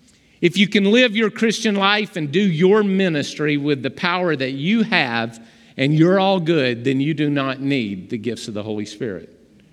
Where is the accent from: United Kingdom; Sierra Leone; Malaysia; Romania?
Romania; You started praying in Romanian, and I'm from Romania, and that's my home dialect, and you were praying in the dialect of my hometown in clear words.